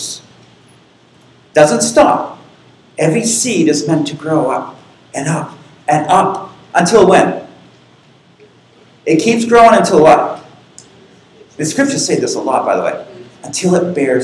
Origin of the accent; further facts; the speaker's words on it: Boston area, Massachusetts, United States; I grew up in Boston, which is just north of Boston. It is near the coast